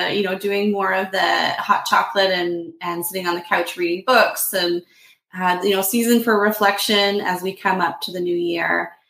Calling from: Toronto, Ontario, Canada; Yeah, I'm here from Toronto, Ontario in Canada. So it's a big city, and, we're just starting to get into winter.

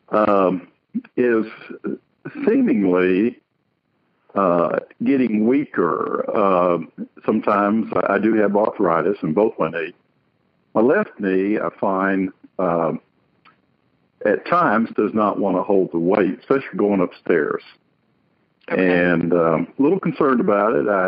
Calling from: Montgomery, Alabama, United States; Well, I'm calling from Alabama.

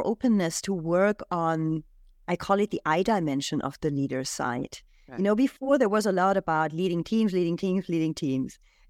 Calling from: Switzerland; So, yeah, I'm joining you from Switzerland today.

